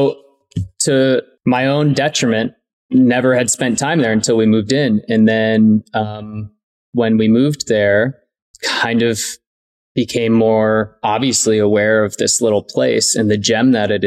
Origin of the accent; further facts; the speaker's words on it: Michigan, United States; now in Ogden, United States; my growing up in Michigan and skiing back at home